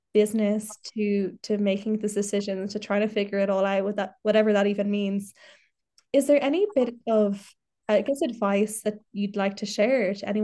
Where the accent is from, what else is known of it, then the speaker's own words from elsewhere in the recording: Ireland; And I think that is a real special part of being Irish or living in Ireland, is that we do take that part with us wherever we go. We take the pride, we take the gal shorts, we take the shy talk, we take the Irish.